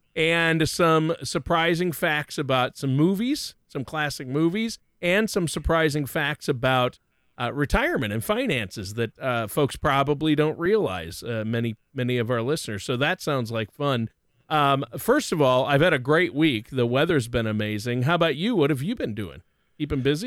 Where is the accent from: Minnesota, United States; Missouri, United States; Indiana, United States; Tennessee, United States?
Minnesota, United States; Worthington; the drive-in in my hometown in Worthington, Minnesota